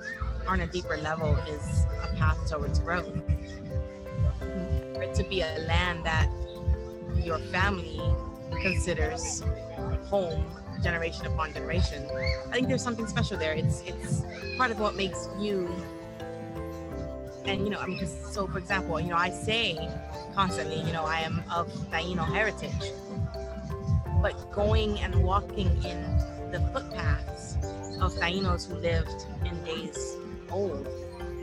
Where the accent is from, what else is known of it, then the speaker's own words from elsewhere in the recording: United States; also born or lived in Puerto Rico (family origin); I'm raised here in the States